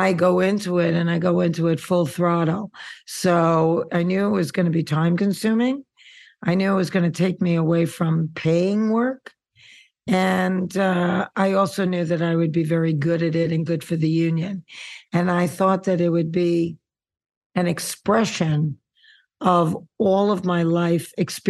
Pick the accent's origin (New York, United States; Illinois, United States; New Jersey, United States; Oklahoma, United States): New York, United States; New York City; now in Santa Monica, United States; I'm a girl from Queens